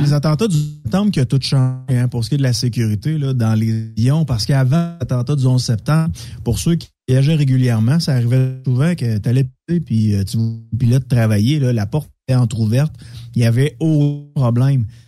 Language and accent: French; Quebec City, Quebec, Canada; J'étais, euh, chez nous à Québec.